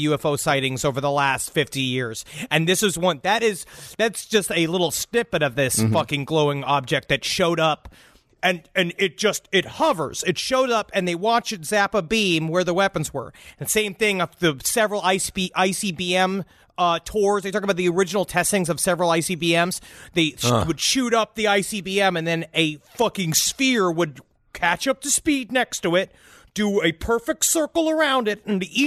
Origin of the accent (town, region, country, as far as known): United States